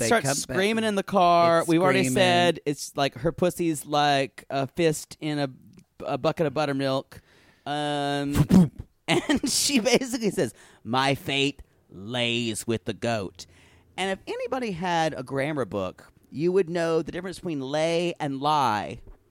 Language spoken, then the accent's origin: English; Deep South, United States; I think I grew up with people in the Deep South where I grew up. People actually drink buttermilk.